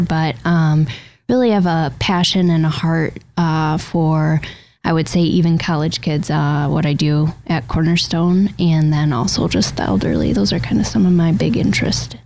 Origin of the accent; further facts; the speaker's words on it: Troy, Michigan, United States; I was um, born and raised in the Detroit area in a suburb called Troy, Michigan